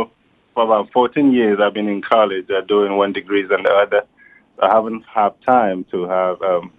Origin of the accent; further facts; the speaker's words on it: Nigeria; moved away as an adult; now in United States; since I came here from Nigeria?